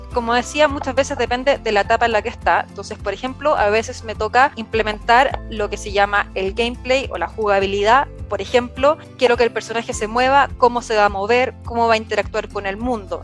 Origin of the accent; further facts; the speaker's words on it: Viña del Mar, Valparaíso, Chile; moved away as an adult; now in Santiago, Chile; Yo actualmente vivo en Santiago de Chile, originalmente soy de Viña del Mar, de la costa en Chile